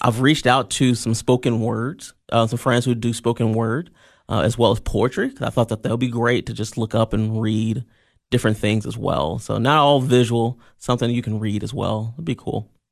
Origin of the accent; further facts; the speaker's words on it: Columbia, Tennessee, United States; moved away as an adult; now in Cookeville, United States; I grew up in Columbia, Tennessee, um, and I moved up here in two thousand and five for Tennessee Tech